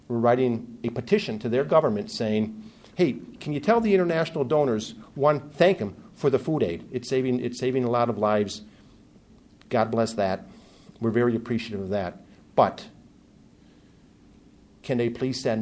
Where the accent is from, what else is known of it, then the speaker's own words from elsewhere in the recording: United States; As an American